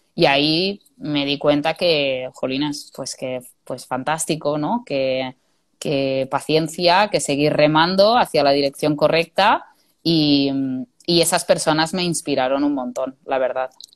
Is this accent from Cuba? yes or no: no; Spain; moved away as an adult; also born or lived in England; yo quería volver a casa y yo buscaba ofertas de trabajo en mi zona y yo quería volver a mi pueblo